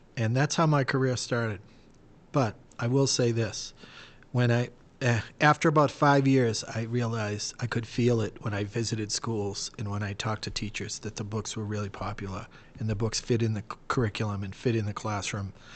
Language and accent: English; Boston, Massachusetts, United States; I'm from Boston